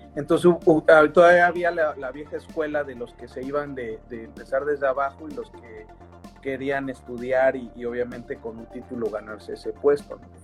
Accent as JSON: {"language": "Spanish", "region": "Mexico City", "country": "Mexico", "tie": "born or raised there", "said": "Super chilango, allá del sur, yo, yo vivía allá por el Estadio Azteca"}